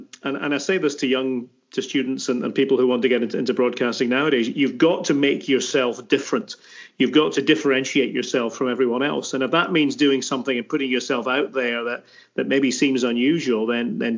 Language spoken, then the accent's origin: English; Aberdeen, Scotland, United Kingdom; moved away as an adult; now in United States; I was born in Aberdeen in the city itself, and back in 1967